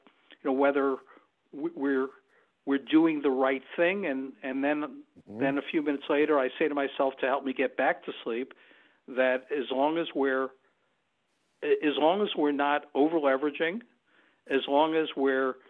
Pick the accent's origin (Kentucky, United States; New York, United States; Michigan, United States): New York, United States; moved away as an adult; I'm originally a New Yorker, and I left New York in the mid-1980s